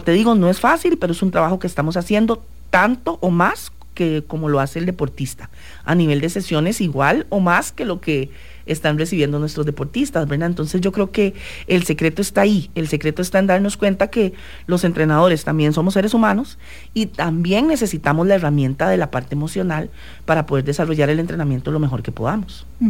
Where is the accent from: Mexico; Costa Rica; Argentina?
Costa Rica; nosotros como ticos